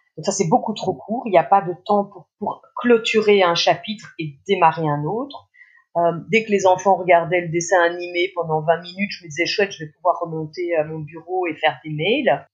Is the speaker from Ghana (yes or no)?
no; Belgium; en Belgique puisque je suis belge